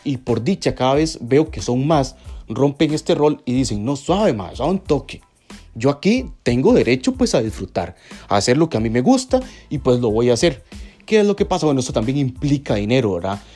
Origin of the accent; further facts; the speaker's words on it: Costa Rica; aquí en Costa Rica, en mi país